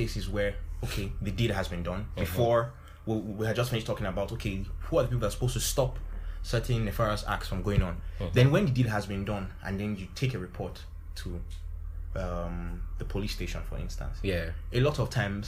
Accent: Jos, Plateau, Nigeria; moved away; I grew up in Jos too

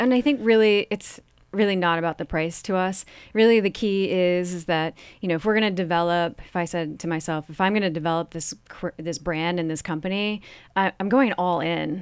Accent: Vermont, United States; I'm from Vermont

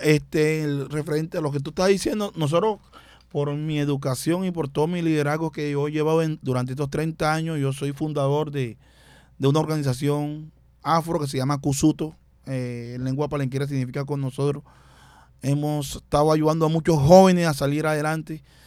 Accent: Barranquilla, Atlántico, Colombia; nací en el barrio Bajo Valle, me crié en Mequejo eh, vivo actualmente en el suroccidente, en Buena Esperanza

